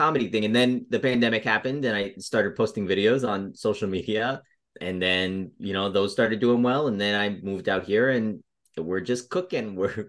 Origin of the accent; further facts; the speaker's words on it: Denver, Colorado, United States; moved away as an adult; also born or lived in Chicago; now in Los Angeles, United States; Well, I was born in Colorado. I was born in Denver. And then I was doing improv and sketch stuff in Denver.